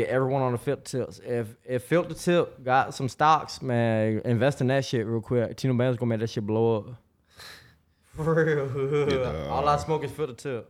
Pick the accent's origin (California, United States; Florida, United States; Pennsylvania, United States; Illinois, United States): Florida, United States; Jacksonville; I'm from Jacksonville